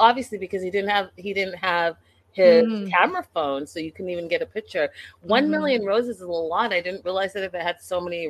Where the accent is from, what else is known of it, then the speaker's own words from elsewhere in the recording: Canada; And then, you know, I'm Canadian, so I'm very familiar with Flair